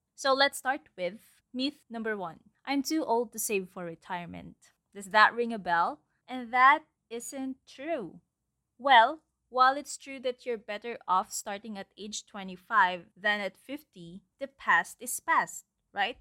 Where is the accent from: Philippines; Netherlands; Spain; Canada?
Philippines; my environment, the culture, actually, as a Filipino citizen.